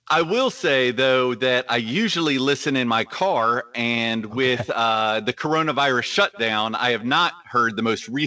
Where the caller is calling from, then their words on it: Atlanta, Georgia, United States; I'm calling from Atlanta, Georgia.